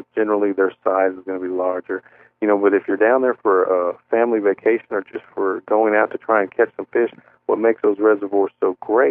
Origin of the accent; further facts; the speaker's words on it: Bakersfield, California, United States; moved away; I was born and raised in Bakersfield, California